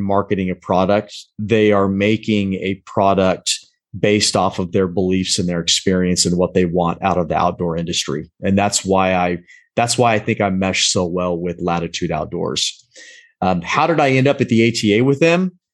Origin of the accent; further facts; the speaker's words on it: Pacific Northwest, United States; moved away as an adult; also born or lived in Southern Maryland / Spain; I grew up in the Pacific Northwest